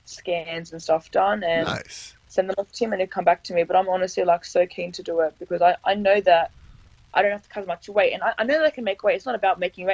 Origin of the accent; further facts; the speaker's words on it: Australia; being an Aussie